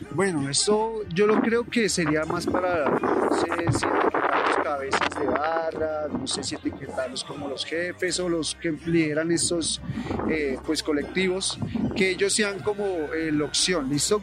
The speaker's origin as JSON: {"language": "Spanish", "region": "Bogotá", "country": "Colombia", "tie": "born or raised there", "said": "muchacho capitalino, nací en el barrio 20 de Julio"}